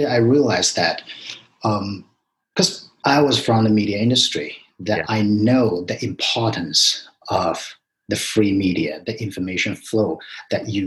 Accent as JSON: {"language": "English", "country": "China", "tie": "born or raised there", "also_born_or_lived": "New York", "moved": "as an adult", "lives_now": "United States", "said": "I grew up in China"}